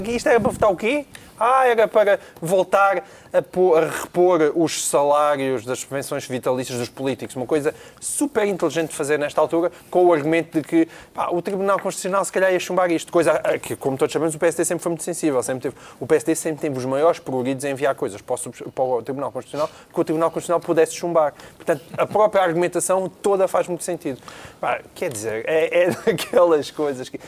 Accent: Portalegre, Alentejo, Portugal; a minha terra, a minha terra sendo Porto Alegre

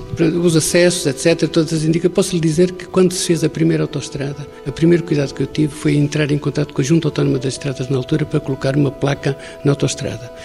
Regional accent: Sanfins, Portugal; eu nasci em São Fins, a minha avó nasceu nesta casa, no museu

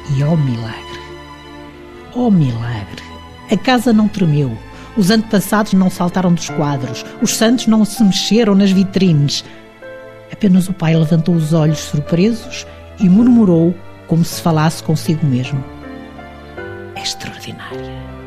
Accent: Porto, Norte, Portugal; moved away as an adult; now in Lisbon, Portugal; eu sou do Porto

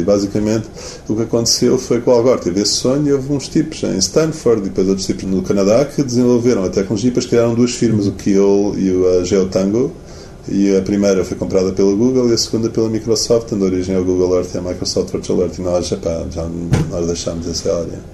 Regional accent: Portugal; also born or lived in United States; sou português

